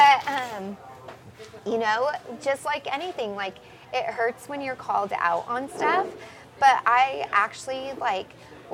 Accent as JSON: {"language": "English", "region": "Hawaii", "country": "United States", "tie": "born or raised there", "said": "I guess I was fascinated by it because also I grew up in Hawaii during Desert Storm."}